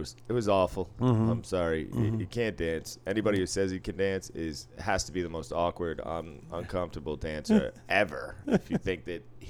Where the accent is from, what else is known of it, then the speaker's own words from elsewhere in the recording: Boston, Massachusetts, United States; I grew up in Boston.